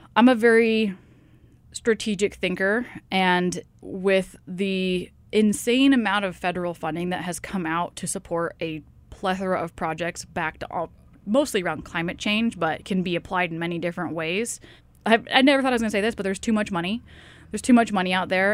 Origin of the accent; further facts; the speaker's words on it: Tacoma, Washington, United States; moved away as an adult; also born or lived in Seattle, Washington; now in Sitka, United States; I grew up in the Seattle area, actually probably closer to Tacoma in reality